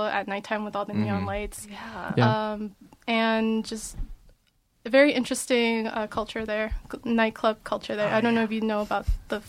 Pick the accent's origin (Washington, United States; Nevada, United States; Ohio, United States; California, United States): California, United States; Bay Area; I'm actually from the Bay Area